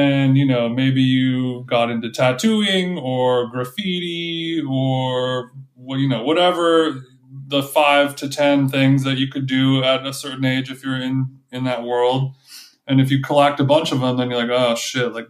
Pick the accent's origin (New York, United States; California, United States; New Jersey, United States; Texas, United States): California, United States; Huntington Beach; I'm from Huntington Beach